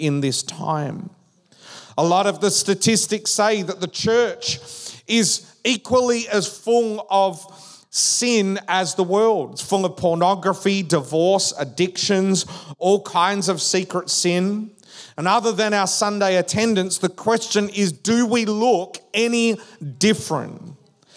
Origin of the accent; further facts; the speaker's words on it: Western Australia, Australia; also born or lived in Perth; now in Victoria, Australia; We grew up in Western Australia. So when we moved to Victoria